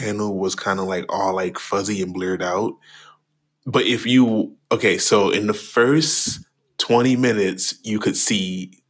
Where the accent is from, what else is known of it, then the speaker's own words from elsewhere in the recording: Trinidad & Tobago; my accent was really thick and you couldn't hear me. {S0} Right. What is he saying? {S1} No, for real. That was literally my life. But, you know, I haven't been back. I have not been back to Trinidad in a very long time.